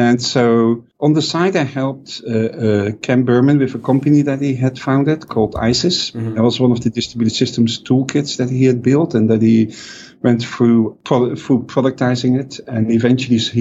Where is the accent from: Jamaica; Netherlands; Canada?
Netherlands; growing up in Europe, or at least in the Netherlands